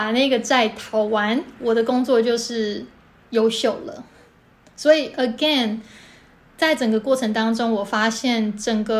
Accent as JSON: {"language": "Chinese", "region": "Kinmen County", "country": "Taiwan", "tie": "born or raised there", "also_born_or_lived": "Taoyuan / Taipei / New York", "moved": "as an adult", "said": "我是金门出生长大的，然后在桃园念了四年的大学，后来在台北。"}